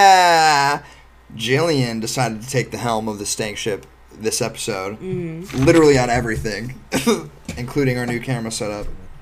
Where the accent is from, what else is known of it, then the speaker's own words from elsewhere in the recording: Northeast Ohio, United States; we're from Northeast Ohio.